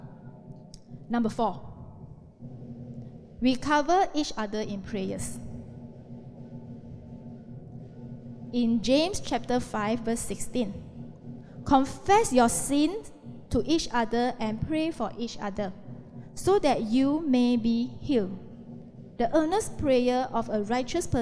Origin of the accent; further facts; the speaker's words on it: Malaysia; We are Malaysian.